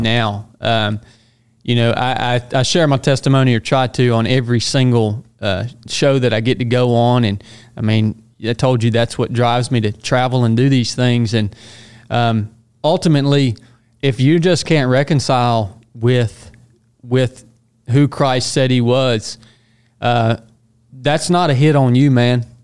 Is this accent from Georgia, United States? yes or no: yes; Northwest Georgia, United States; moved away as an adult; originally from Northwest Georgia, so I've come full circle. I'm back there now.